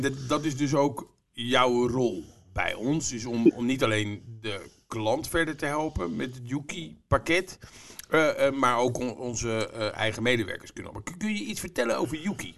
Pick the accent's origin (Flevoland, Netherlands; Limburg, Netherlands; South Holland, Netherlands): Flevoland, Netherlands; Almere; Ik kom uit Almere.